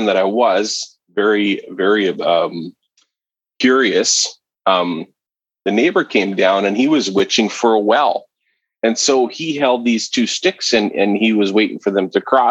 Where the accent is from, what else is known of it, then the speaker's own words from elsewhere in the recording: southern Manitoba, Canada; moved away as an adult; a company here in southern Manitoba, where I grew up in Canada. I no longer live here per se